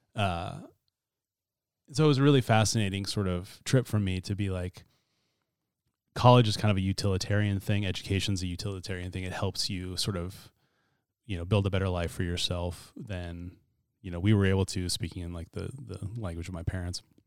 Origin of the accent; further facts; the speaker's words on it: Chattaroy, Washington, United States; I grew up in Chatteroy, which is north of Mead, Spokane County